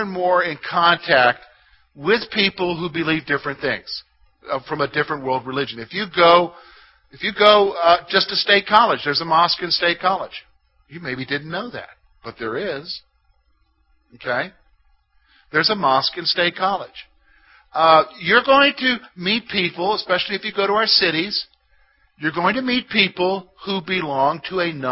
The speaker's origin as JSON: {"language": "English", "region": "South Carolina", "country": "United States", "also_born_or_lived": "Columbia, South Carolina", "moved": "yes", "lives_now": "Clearfield County, Pennsylvania, United States", "said": "I come from South Carolina."}